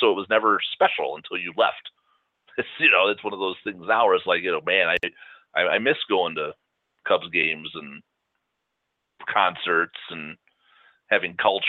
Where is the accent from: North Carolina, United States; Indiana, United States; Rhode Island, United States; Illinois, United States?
Illinois, United States; Chicago; We grew up in Chicago.